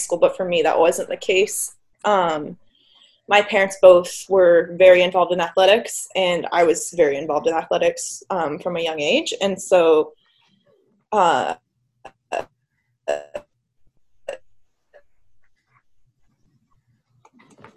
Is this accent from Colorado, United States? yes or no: no; Kelso, Washington, United States; moved away as an adult; also born or lived in Bellingham, Washington / Boston, Massachusetts; now in Redondo Beach, United States; I'm originally from Kelso, Washington, which is just about an hour north of Portland.